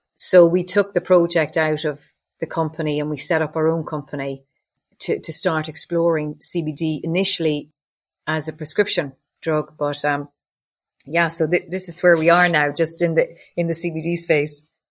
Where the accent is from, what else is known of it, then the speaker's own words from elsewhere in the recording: Loughrea, Connacht, Ireland; I grew up in Loughrea, County Galway, one of five kids.